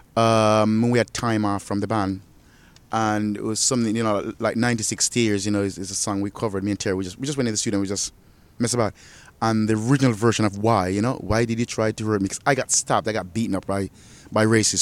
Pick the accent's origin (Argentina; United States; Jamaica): Jamaica; moved away; also born or lived in England; I was born in Jamaica